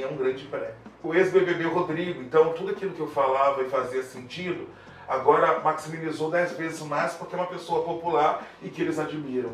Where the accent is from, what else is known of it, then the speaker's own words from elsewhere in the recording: Brazil; a gente como brasileiro